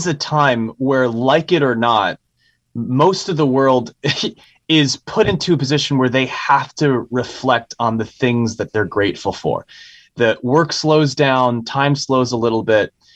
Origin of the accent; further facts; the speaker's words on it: San Francisco, California, United States; I was raised in San Francisco at a very specific time in the 90s.